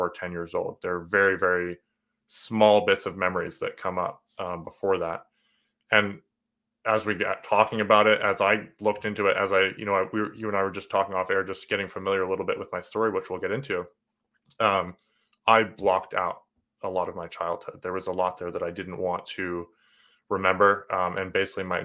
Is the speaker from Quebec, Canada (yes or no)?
no; New Brunswick, Canada; accent: a little bit of Canadian, a little bit of British, a little bit of American; also born or lived in New Hampshire, United States; I'm in New Brunswick, Canada. We moved up when I was three